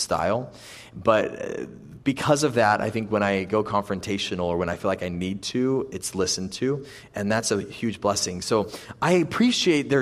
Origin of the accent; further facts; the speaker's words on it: United States; moved away; also born or lived in Italy; I'm American